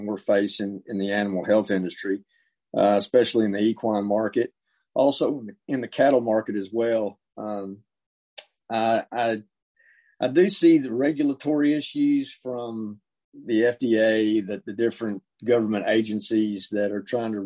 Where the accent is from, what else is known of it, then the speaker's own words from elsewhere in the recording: Western Kentucky, United States; I grew up in Western Kentucky, which is pretty much a rural part of the state.